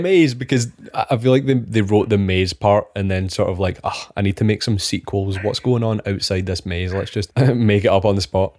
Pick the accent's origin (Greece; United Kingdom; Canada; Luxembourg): United Kingdom; Scotland; We are two Scottish engineers that graduated during COVID